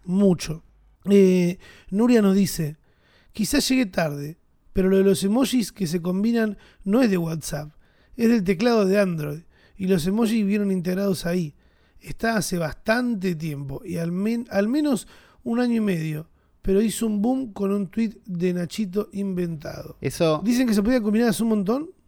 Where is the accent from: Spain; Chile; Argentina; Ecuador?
Argentina; somos argentinos